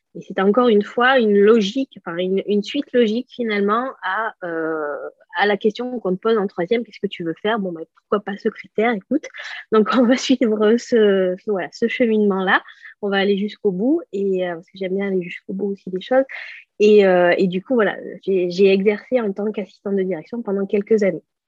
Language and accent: French; Bort-les-Orgues, Auvergne-Rhône-Alpes, France; moved away as an adult; also born or lived in Clermont-Ferrand; now in Pau, France; je suis originaire de Bord-les-Orgues, ben, une petite ville qui est limitrophe entre euh, le, Cantal et la Corrèze